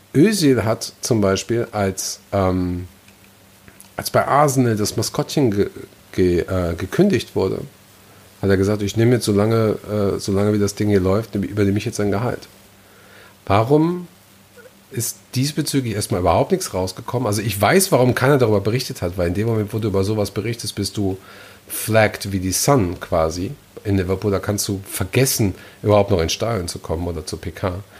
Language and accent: German; Gelsenkirchen, North Rhine-Westphalia, Germany; meine Heimatstadt Gelsenkirchen